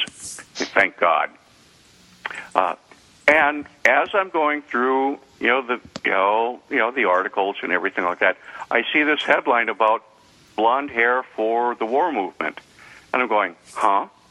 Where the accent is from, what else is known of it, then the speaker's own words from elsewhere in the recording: North Dakota, United States; my home state of North Dakota, which I'm very proud